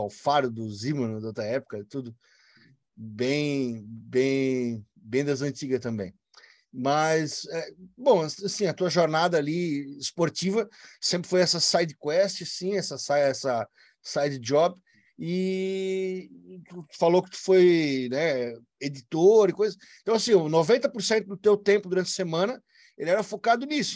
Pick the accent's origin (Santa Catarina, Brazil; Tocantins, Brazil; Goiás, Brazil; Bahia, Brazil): Santa Catarina, Brazil; Brusque; Eu sou de Brusque, Santa Catarina